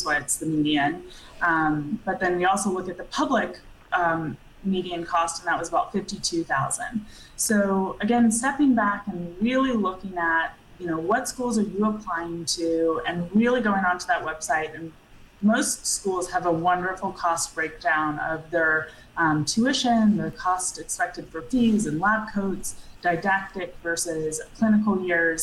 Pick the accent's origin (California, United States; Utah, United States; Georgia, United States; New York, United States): Georgia, United States; Atlanta; moved away as an adult; I grew up in Georgia from, you know, Atlanta